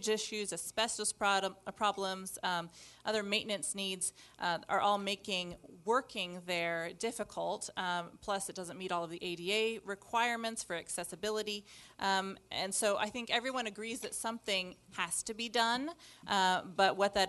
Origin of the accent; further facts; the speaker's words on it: Wichita, Kansas, United States; I'm from Wichita